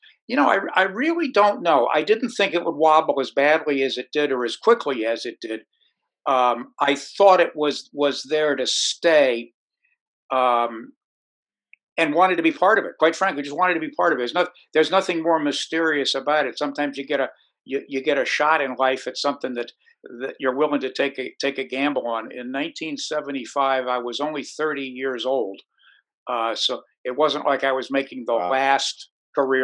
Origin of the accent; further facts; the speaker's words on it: Connecticut, United States; I grew up in Connecticut